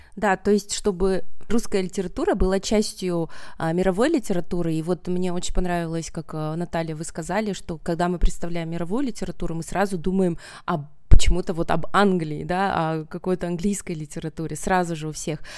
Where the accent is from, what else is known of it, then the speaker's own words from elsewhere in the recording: Kazakhstan; also born or lived in Kostomuksha, Karelia, Russia / United States; now in Almaty, Kazakhstan; я родом из Карелии, э, из Костомукши. А потом я окончила основную школу в Казахстане на казахском языке